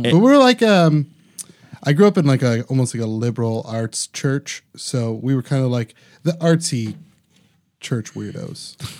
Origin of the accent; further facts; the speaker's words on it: Parma, Ohio, United States; I grew up in Parma.